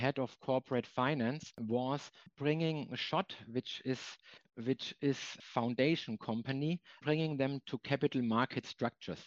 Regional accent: Germany; German treasurers have a career in banking where they started. And the same applies for me.

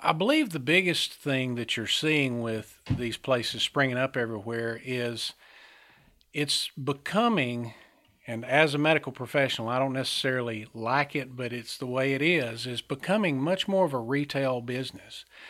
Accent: Centre, Alabama, United States; I, uh, was raised here in Alabama. I was born in Center Alabama, a small town up in northeast Alabama

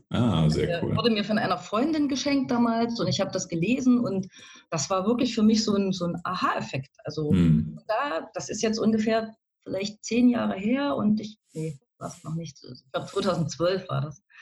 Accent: East Germany, Germany; Also ich wohne am schönen Rand von Leipzig, vom schönen Leipzig, bin tatsächlich im Osten auch groß geworden, aufgewachsen, also so ein richtiges Ostkind.

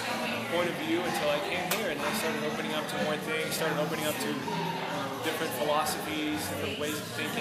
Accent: Pacific Grove, California, United States; I grew up in Pacific Grove.

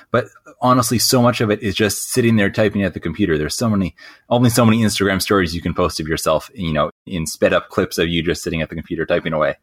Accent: Southern California, United States; also born or lived in Costa Rica / Australia / Bali; I grew up here in Southern California

